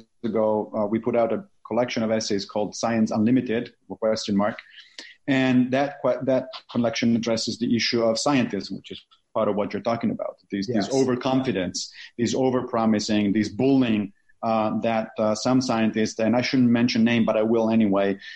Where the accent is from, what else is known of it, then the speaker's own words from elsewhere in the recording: Rome, Lazio, Italy; moved away; I grew up Catholic in Italy, in Rome, like literally next to the Pope